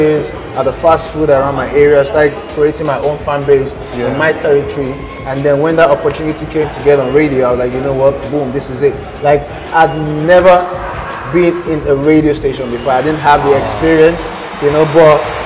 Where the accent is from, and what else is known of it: Nigeria